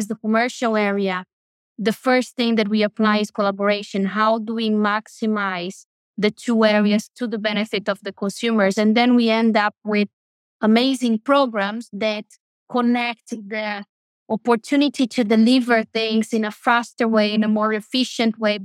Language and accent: English; Brazil; moved away; I was raised in Brazil, one of the biggest Catholic countries in the world